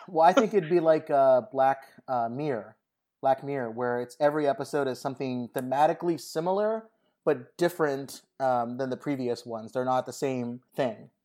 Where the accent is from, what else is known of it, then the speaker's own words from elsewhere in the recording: Southern California, United States; moved away; I went to Las Vegas a lot growing up in Southern California